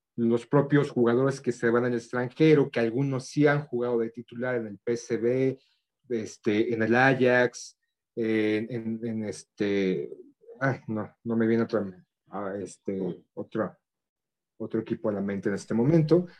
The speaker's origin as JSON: {"language": "Spanish", "country": "Mexico", "said": "como mexicanos"}